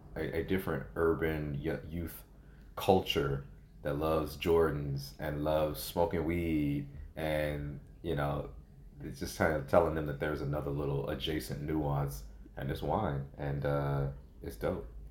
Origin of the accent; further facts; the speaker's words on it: St. Louis, Missouri, United States; now in Los Angeles, United States; I'm from St. Louis, Missouri, born and raised